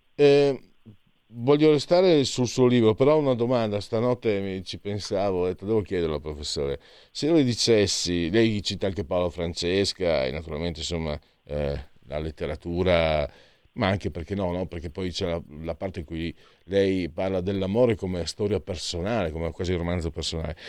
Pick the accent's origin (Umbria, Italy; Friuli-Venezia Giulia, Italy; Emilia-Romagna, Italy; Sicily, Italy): Friuli-Venezia Giulia, Italy; dalle mie parti, il Triestino, anche se, insomma, è diverso Trieste e Friuli, però la regione è la stessa